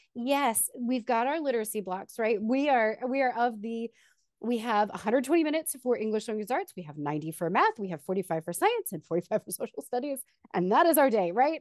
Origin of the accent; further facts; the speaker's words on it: Texas, United States; also born or lived in Austin, Texas / Wichita Falls, Texas; now in San Antonio, United States; originally I am from Texas